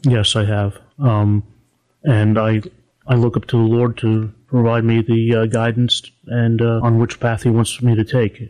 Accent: Harrisburg, Pennsylvania, United States; I'm actually from Harrisburg

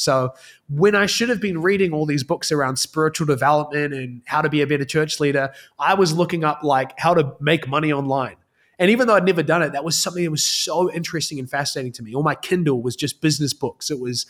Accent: New Zealand; accent: hybrid; I think I've got a pretty hybrid accent at this point, having lived kind of all over the world. But I'm from New Zealand. So grew up in a single parent household.

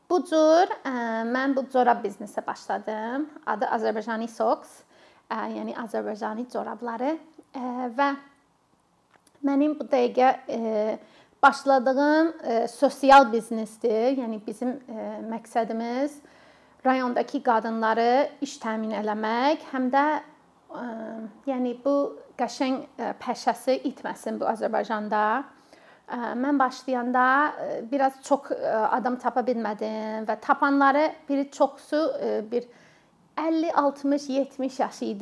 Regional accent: Minnesota, United States; Azerbaijani is a second language; moved away as an adult; also born or lived in Qusar, Azerbaijan; now in Azerbaijan; E, mən özüm Amerikalıyam, Minnesota ştatındanam. 17 ildir Azərbaycanda yaşayıram.

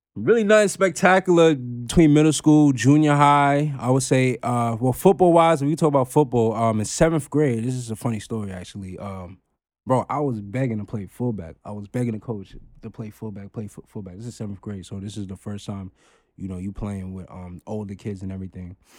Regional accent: Long Island, New York, United States; born or raised there; also born or lived in Queens, New York

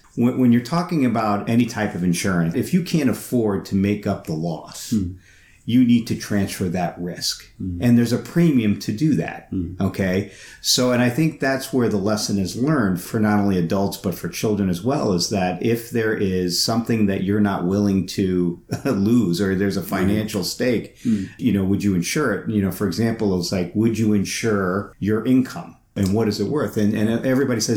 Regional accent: Long Island, New York, United States; now in Chicago, United States; I grew up in New York, Long Island, and we moved out here when my dad, Sears headquarters, moved out here to Chicago

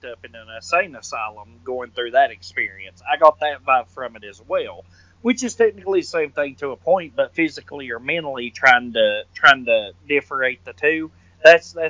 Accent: the South, United States; I'm from the South

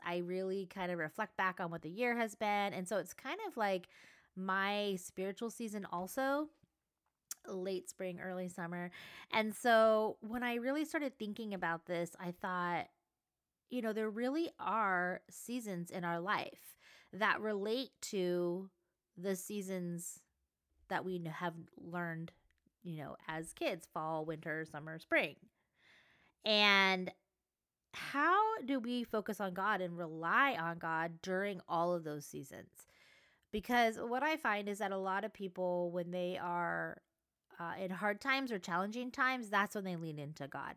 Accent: Southern California, United States; I live in Southern California. I grew up in Southern California at the beach

